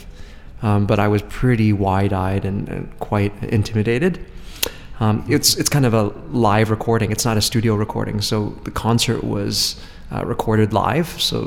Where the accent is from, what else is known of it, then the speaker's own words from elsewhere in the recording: Edmonton, Alberta, Canada; moved away; also born or lived in Montreal; growing up in Edmonton, Alberta